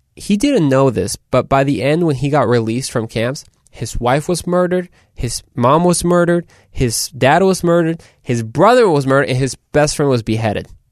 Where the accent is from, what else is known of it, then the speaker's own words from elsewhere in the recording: Mexico; So de Mexico. I'm from Mexico.